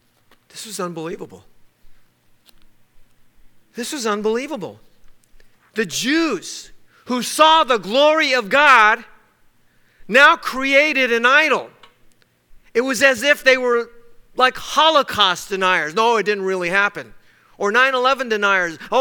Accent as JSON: {"language": "English", "region": "Texas", "country": "United States", "tie": "born or raised there", "said": "I was born in Texas. I'm as American as apple pie."}